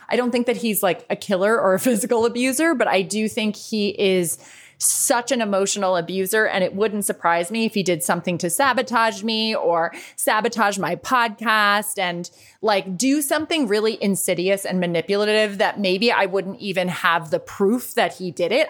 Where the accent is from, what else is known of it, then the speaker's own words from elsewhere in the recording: United States; moved away; also born or lived in Dublin, Ireland / New York City; as an American kid